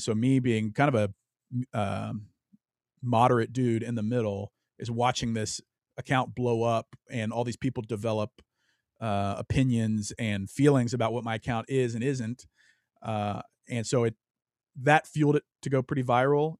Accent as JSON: {"language": "English", "region": "Louisiana", "country": "United States", "tie": "born or raised there", "said": "I grew up in Louisiana, the South"}